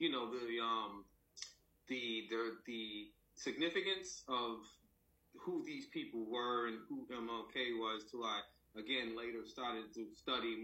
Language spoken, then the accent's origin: English; Boston, Massachusetts, United States; I'm just a little child growing up in Roxbury, Massachusetts.